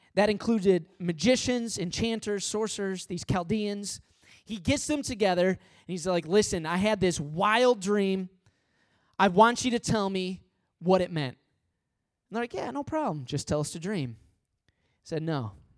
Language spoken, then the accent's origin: English; Midwest, United States; now in Long Island, United States; I'm from the Midwest